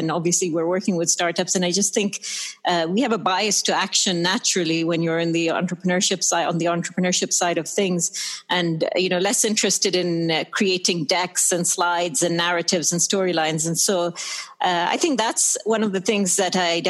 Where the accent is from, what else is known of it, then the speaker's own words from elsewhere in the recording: Sharjah, United Arab Emirates; also born or lived in Dubai / United Kingdom / United States; I'm Emirati. I was born and brought up here in the UAE